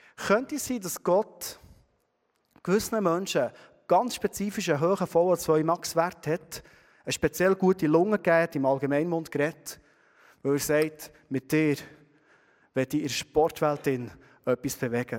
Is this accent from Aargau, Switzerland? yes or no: no; Bernese Oberland, Switzerland; wir als Berner Oberländer